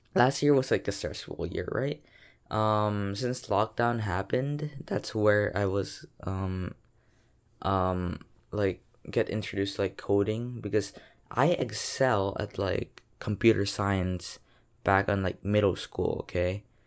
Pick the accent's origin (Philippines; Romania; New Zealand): Philippines; I'm a Filipino from the Philippines